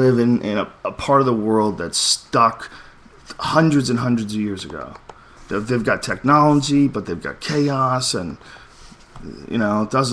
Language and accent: English; United States; I'm an American